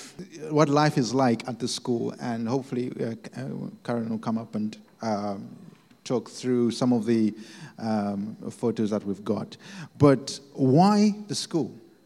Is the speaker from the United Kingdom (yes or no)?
no; Kapiri Mposhi, Central Province, Zambia; We are from Zambia, a town called Kapiri.